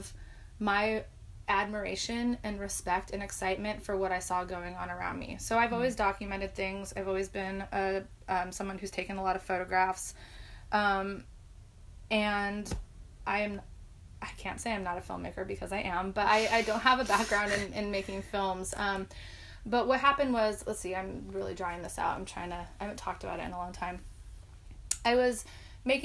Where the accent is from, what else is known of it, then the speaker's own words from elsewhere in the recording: Seattle, Washington, United States; moved away; also born or lived in Milwaukee, Wisconsin; I grew up in the Pacific Northwest in the suburbs of Seattle in the 90s.